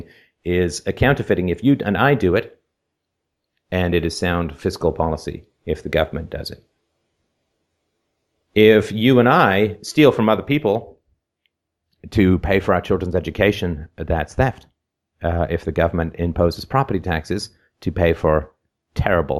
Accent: Canada; I'm from Canada

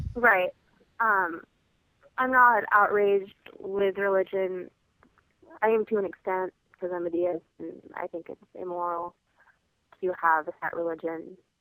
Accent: United States; there was definitely pride in the fact that we were American

